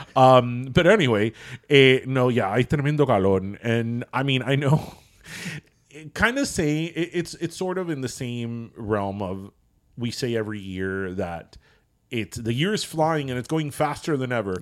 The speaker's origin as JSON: {"language": "English", "town": "Miami", "region": "Florida", "country": "United States", "said": "I'm from Miami"}